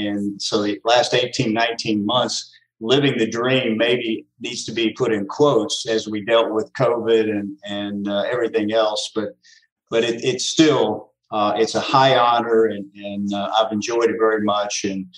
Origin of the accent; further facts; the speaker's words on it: Central Kentucky, United States; I grew up in Central Kentucky